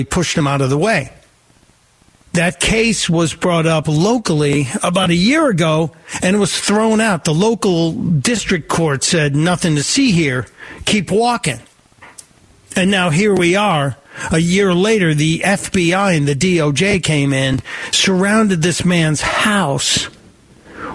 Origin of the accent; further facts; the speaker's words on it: Chicago, Illinois, United States; moved away; also born or lived in New York City; I was born in Chicago.